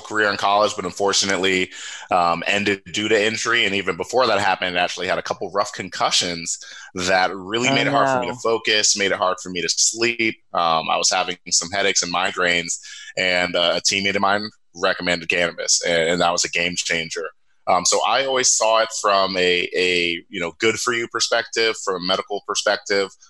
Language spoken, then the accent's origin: English; Cincinnati, Ohio, United States; also born or lived in upstate New York; I'm originally from Cincinnati, Ohio, born and raised